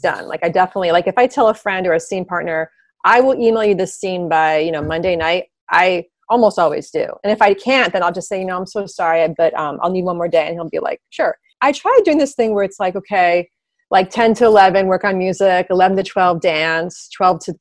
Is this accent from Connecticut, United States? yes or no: yes; Greenwich, Connecticut, United States; I grew up in Greenwich